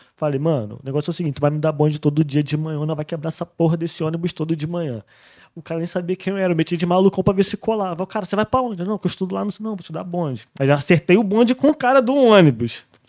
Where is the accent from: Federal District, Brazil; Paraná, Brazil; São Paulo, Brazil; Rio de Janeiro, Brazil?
Rio de Janeiro, Brazil; moved away as an adult; also born or lived in Barra / Spain; eu fui forjado no subúrbio do Rio de Janeiro